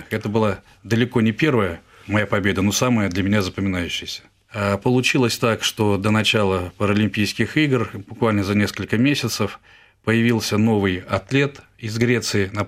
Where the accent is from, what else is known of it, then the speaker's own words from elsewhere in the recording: Ufa, Bashkortostan, Russia; also born or lived in Perm Krai; в возрасте полугода, шести месяцев меня перевезли в Уфу, и, собственно, начиная с полугода я всю свою сознательную жизнь уже жил в городе Уфа.